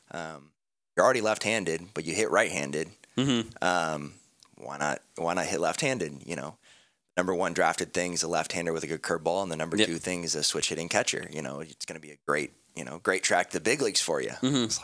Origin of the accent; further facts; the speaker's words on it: Portland, Oregon, United States; born there; also born or lived in Seattle; I I was born in Portland, as you said, um, but uh, after I turned like two, we moved up to Seattle for a couple years